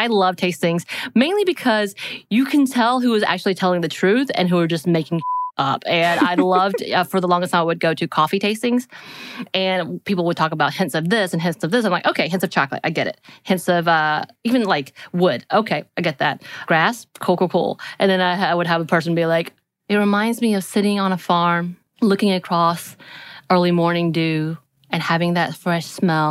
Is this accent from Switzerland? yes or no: no; South Korea; Growing up in Korea.